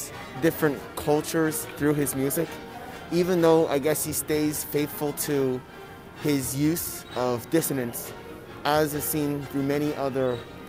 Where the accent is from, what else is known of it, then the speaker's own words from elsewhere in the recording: Miami, Florida, United States; I am from Miami